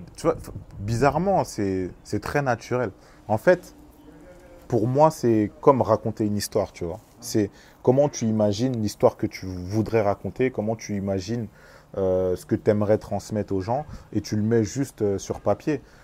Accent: France; Je suis né en France, mais, mais j'ai toujours été proche de, de, mon pays, de ma culture euh, congolaise

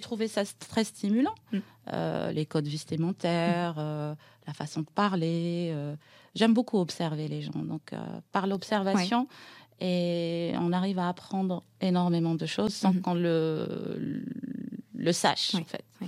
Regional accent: Aïn Beïda, Oum El Bouaghi Province, Algeria; moved away as an adult; now in Paris, France; je suis née en Algérie, dans, dans une ville à l'est euh, d'Alger, dans les Aurès. Qui s'appelle berbère, à Baïda. Donc je suis berbère

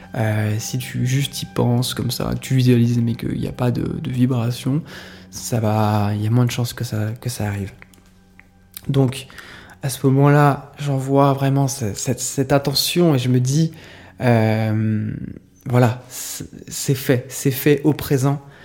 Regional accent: Saint-Pierre-de-Chandieu, Auvergne-Rhône-Alpes, France; un village qui s'appelle Saint-Pierre de Chandieu, c'est là où j'ai grandi, près de Lyon

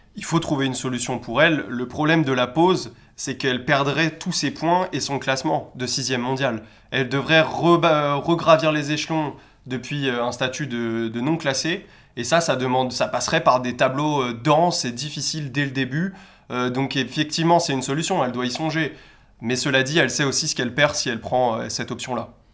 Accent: France; en tant que Français

